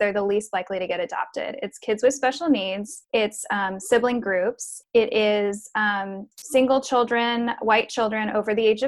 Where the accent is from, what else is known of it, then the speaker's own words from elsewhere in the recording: Midwest, United States; moved away; I grew up in the Midwest